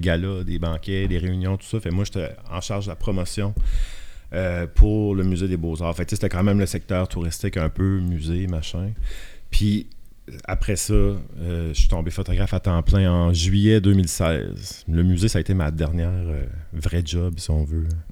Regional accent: Shippagan, New Brunswick, Canada; accent: Acadian (Baie des Chaleurs, close to Gaspésie); moved away as an adult; j'ai grandi dans la péninsule acadienne, dans une petite ville qui s'appelle Chipagan de 0 à 21 ans

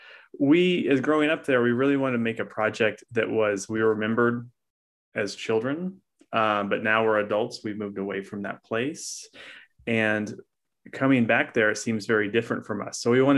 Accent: Oklahoma, United States; Well, both Laura and I are from the Ozark region of the United States. I'm from Eastern Oklahoma and Laura is from Missouri

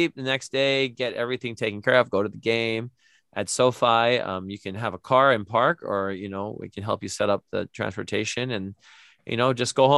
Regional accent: Hawaii, United States; growing up in Hawaii

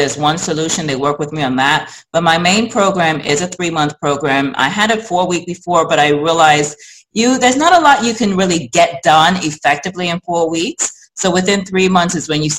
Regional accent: England, United Kingdom; also born or lived in New York; now in United States; I'm from England originally. I was born in England

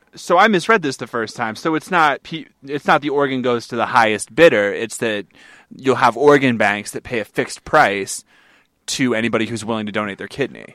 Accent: New England, United States; moved away; I'm from New England

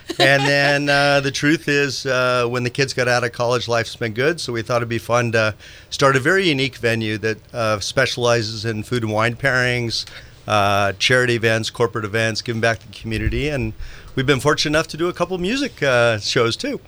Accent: Marin County, California, United States; also born or lived in Santa Rosa, California / Silicon Valley; I'm a uh, Santa Rosa born boy uh, here at Memorial Hospital. I grew up in Marin County

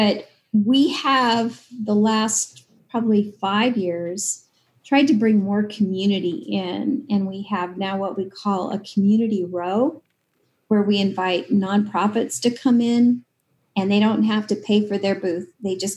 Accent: Clarkston, Washington, United States; also born or lived in Lewiston, Idaho; I was born in Lewiston and grew up in Clarkston.

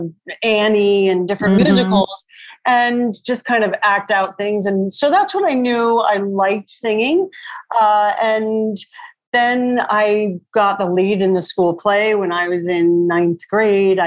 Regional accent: Long Island, New York, United States; I grew up on Long Island

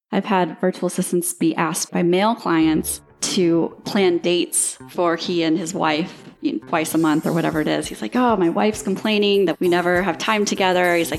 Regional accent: Destin, Florida, United States; I am from Destin, Florida, and I am 34 years old.

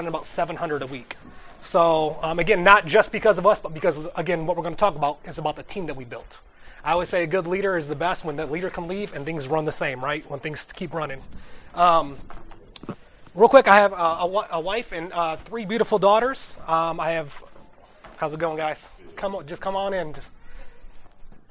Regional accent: Toledo, Ohio, United States; moved away as an adult; also born or lived in Youngstown, Ohio; I grew up in Toledo

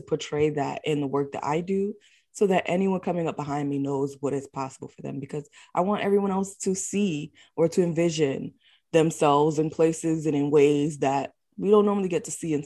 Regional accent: New York City, New York, United States; I'm born and raised in the Bronx.

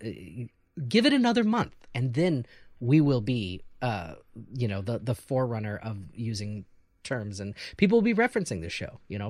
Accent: Missouri, United States; now in Chicago, United States; I'm from Missouri and there's a lot of NASCAR people in Missouri

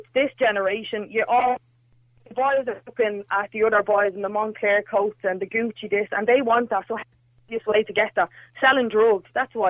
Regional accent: Dublin, Leinster, Ireland; also born or lived in Donegal; 27, so I can kind of speak from the younger kind of generation of men. Yeah, I grew up in Donegal and then I moved to Ballymun when I was quite little as well. I grew up here.

